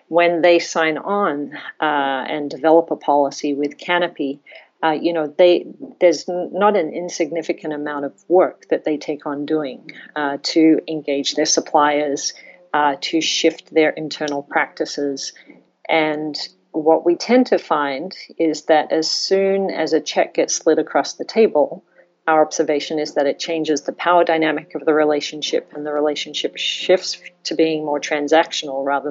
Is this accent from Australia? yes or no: yes; Australia; moved away; I grew up in Australia